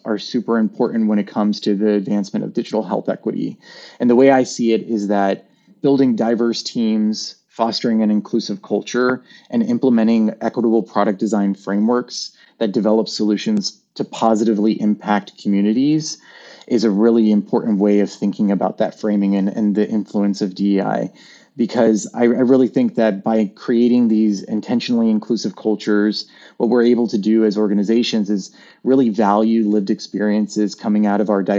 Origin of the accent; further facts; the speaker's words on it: the South, United States; growing up in the South and being one of only like, you know, a few of Latina like kids in school